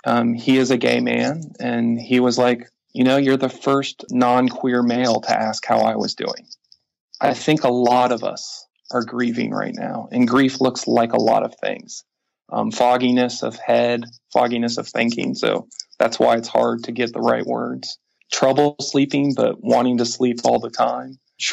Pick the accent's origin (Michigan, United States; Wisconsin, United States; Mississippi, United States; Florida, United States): Florida, United States; Orlando; moved away as an adult; now in San Francisco Bay Area, United States; I was born in Orlando, raised there. My high school, Boone High School, is a half mile down the street from Pulse Nightclub.